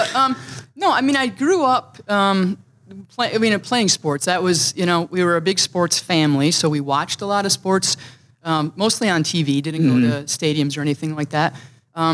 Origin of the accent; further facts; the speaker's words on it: Gaines, Michigan, United States; now in Minnesota, United States; I grew up in a very small town, middle of Michigan, called Gaines. And in fact, it's not even a town.